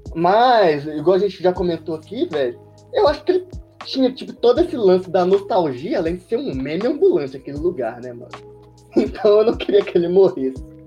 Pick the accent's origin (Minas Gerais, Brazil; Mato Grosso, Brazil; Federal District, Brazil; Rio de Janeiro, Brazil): Minas Gerais, Brazil; a gente é de Minas, né? Então a gente é mineiro